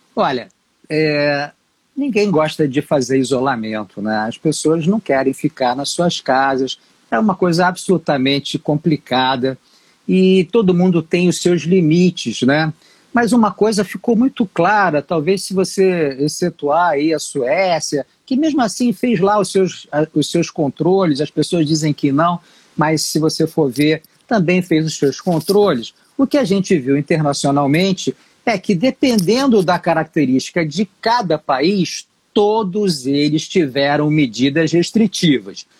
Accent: Rio de Janeiro, Brazil; eu sou carioca

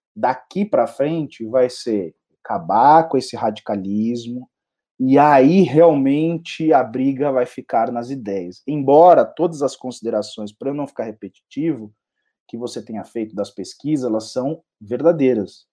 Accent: São Paulo, Brazil; eu sou um paulistano, paulista paulistano e São Paulino

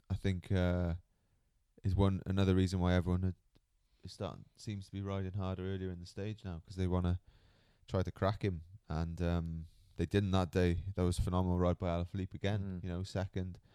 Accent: Cardiff, Wales, United Kingdom; Yeah, it's taken me a few years to get used to it, growing up in Cardiff.

